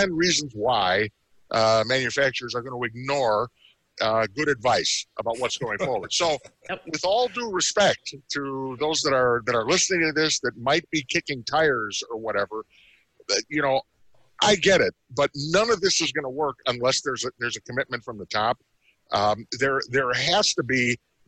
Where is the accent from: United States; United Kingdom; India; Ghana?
United States; Chicago, Illinois; I'm from Chicago.